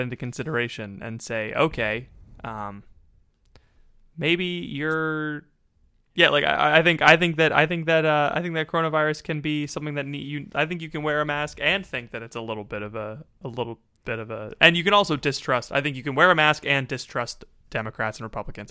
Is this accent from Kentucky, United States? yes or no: no; Florida, United States; now in Pennsylvania, United States; I'm from Florida, I live in Pennsylvania